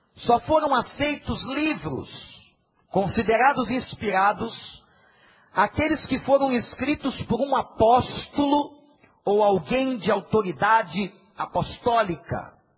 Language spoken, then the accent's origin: Portuguese; Brazil; Eu sou brasileiro porque eu nasci no Brasil